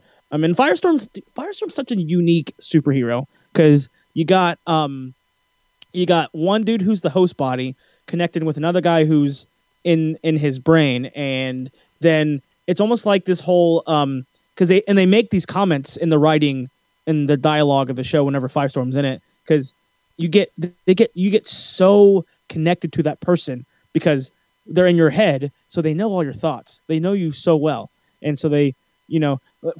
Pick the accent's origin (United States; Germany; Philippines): Philippines; the prince in Brandy's Cinderella is Filipino, and I'm Filipino, so I had to do it.